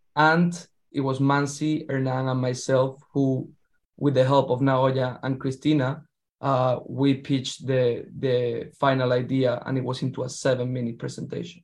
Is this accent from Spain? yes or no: yes; southern Spain, Spain; now in New York, United States; I'm from a small town in the south of Spain